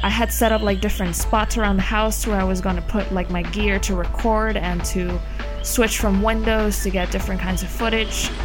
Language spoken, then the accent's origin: English; Puerto Rico; I am from Puerto Rico